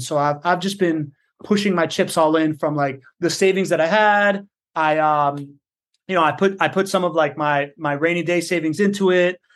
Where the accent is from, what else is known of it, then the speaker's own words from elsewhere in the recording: Miami, Florida, United States; moved away as an adult; now in Jacksonville, United States; I grew up in Miami